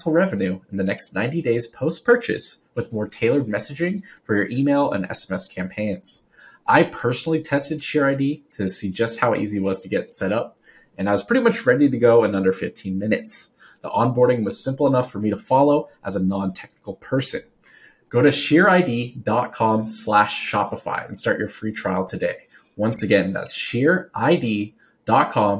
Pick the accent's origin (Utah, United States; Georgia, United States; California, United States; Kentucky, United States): California, United States; Livermore; I am from Livermore, California, so outside the Bay Area